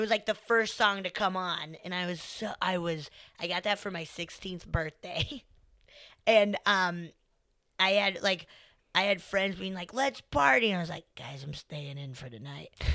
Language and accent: English; Colorado, United States; I'm from Colorado.